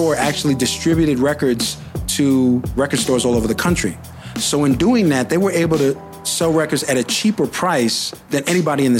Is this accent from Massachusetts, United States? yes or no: no; New York, United States; moved away as an adult; also born or lived in United Kingdom / Los Angeles, California; If anybody asks me, yeah, I'm from New York. I learned how to rhyme in New York